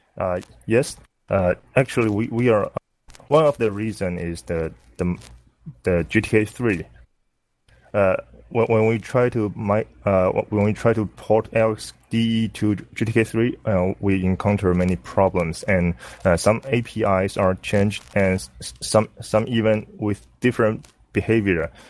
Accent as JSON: {"language": "English", "country": "Taiwan", "said": "I'm from Taiwan"}